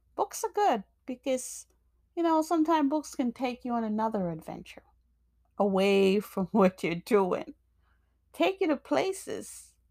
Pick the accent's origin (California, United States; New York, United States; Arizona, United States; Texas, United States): New York, United States; also born or lived in Jamaica; I grew up in, I grew up in, um, New York, but I was born in Jamaica.